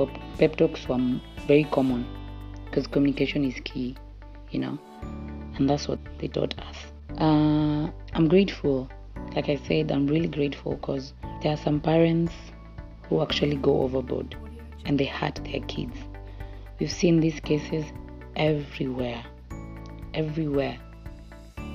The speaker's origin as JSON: {"language": "English", "country": "Italy", "tie": "born or raised there", "said": "I was raised in Italy"}